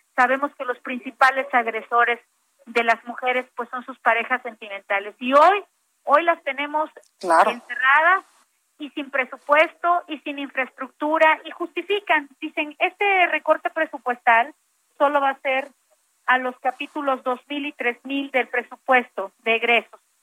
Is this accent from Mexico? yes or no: yes; Mexico; como mexicanas